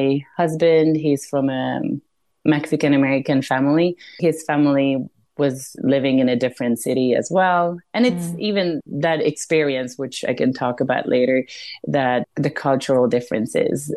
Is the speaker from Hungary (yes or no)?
yes; Hungary; English is a second language; moved away as an adult; also born or lived in Italy / Spain; now in San Diego, United States; I was born and raised in Hungary